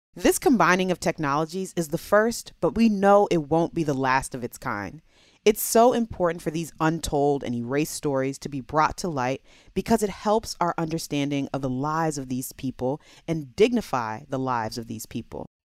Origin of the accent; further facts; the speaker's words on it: Maryland, United States; Maryland is my home state